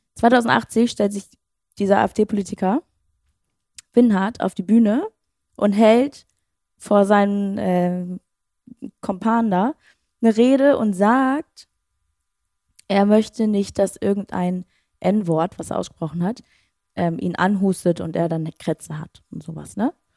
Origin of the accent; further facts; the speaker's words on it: Schleswig-Holstein, Germany; moved away; ich komme aus Schleswig-Holstein